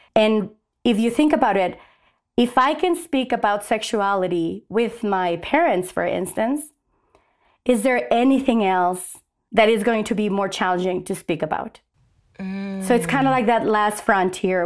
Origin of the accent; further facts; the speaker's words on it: Mexico; now in Albuquerque, United States; I was raised in Mexico.